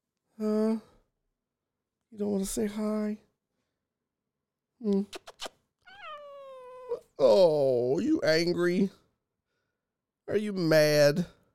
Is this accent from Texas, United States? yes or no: yes; Houston, Texas, United States; I'm from Houston, so I love to be able to perform in my hometown, but getting on the road is fun, man.